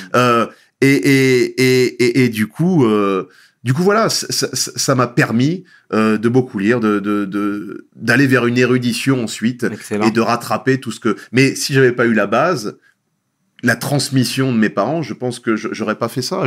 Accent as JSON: {"language": "French", "town": "Nogent-sur-Marne", "region": "Île-de-France", "country": "France", "tie": "born or raised there", "said": "j'ai grandi à Nogent-sur-Marne"}